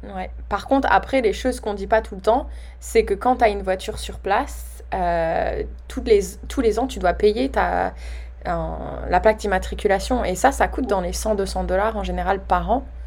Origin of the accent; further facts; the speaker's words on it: France; nous Français, on a toujours au début, on a peur de notre accent